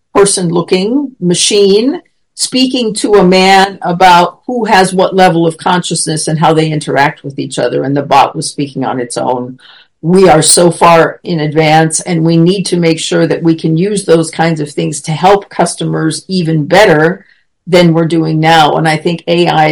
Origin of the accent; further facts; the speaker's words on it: United States; moved away as an adult; now in Germany; I was American or that I was coming from Germany